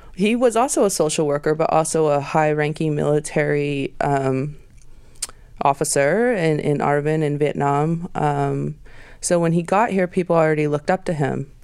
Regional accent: Portland, Oregon, United States; moved away; when I was growing up in Portland in the '90s

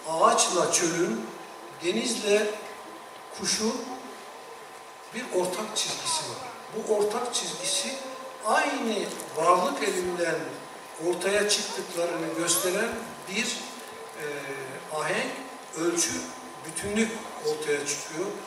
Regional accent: a village of Bayburt, Turkey; ben Bayburt'un bir köyünde dünyaya geldim.

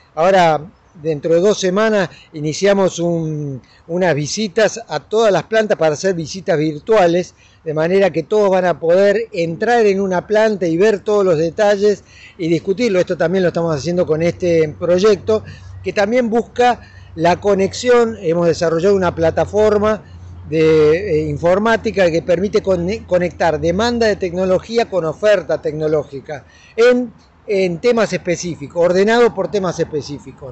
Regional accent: Argentina

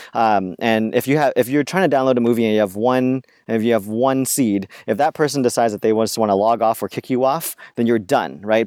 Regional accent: California, United States; growing up in California and in a very diverse neighborhood

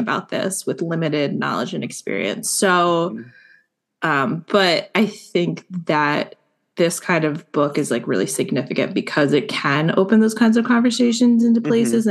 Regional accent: New Jersey, United States; I'm from New Jersey

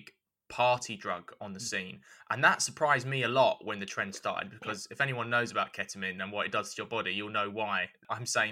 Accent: London, United Kingdom; I was born and raised in East London

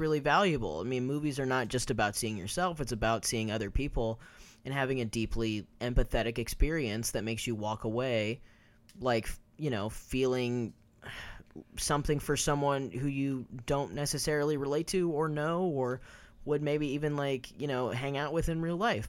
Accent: Kansas, United States; moved away as an adult; also born or lived in New York; now in Los Angeles, United States; I had never lived anywhere outside of Kansas

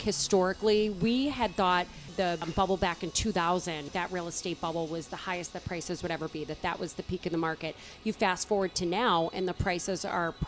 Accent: Boston, Massachusetts, United States; now in Westwood, United States; I grew up in South Boston

